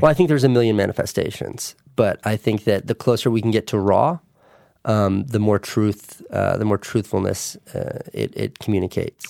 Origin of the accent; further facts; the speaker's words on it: New York, United States; my hometown